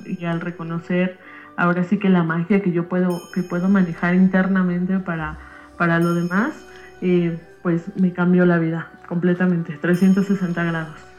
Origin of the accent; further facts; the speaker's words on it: Mexico City, Mexico; soy de México